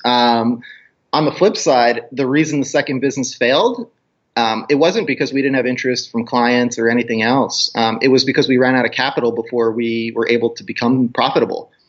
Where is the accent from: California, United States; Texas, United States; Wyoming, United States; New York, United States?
New York, United States; moved away; also born or lived in Arizona; I grew up in New York